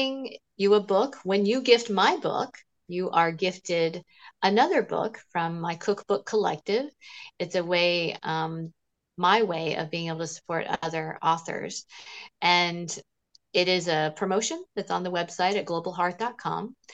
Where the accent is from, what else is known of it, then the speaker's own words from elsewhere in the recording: Smyrna, Georgia, United States; growing up in Smyrna, Georgia